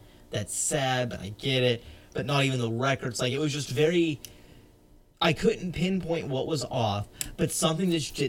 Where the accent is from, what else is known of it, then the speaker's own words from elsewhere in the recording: South Georgia, United States; where I grew up in South Georgia